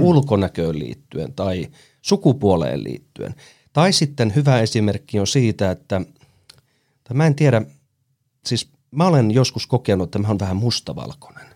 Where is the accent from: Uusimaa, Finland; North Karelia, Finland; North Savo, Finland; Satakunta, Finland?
North Karelia, Finland; Ilomantsi; also born or lived in Joensuu; now in Helsinki, Finland; Mä tuun siis Ilomantsista, enkä suinkaan sieltä keskustasta, vaan siitä 27 kilometriä itärajalle. Eli siellä on kasvanut